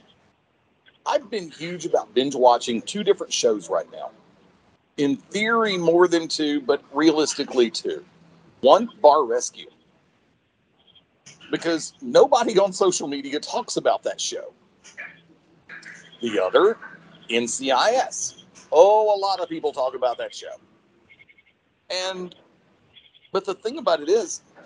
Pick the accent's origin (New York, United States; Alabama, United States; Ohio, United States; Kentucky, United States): Alabama, United States; my home state